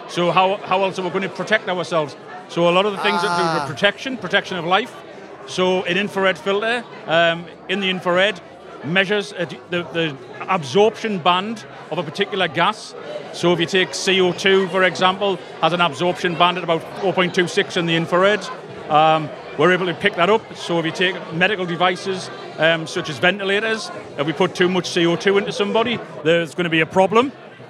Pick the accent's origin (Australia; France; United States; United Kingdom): United Kingdom; South Shields, North East England; From South Shields in the northeast of England.